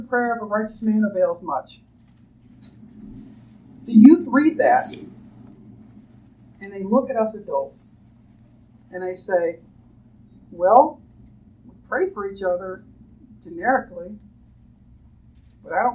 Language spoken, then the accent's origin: English; United States; being an American